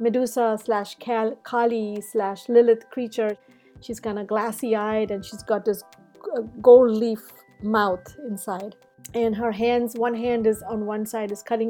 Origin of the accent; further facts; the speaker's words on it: India; moved away as an adult; now in United States; I come from India, and those icons from Hinduism and Buddhism and all surrounded me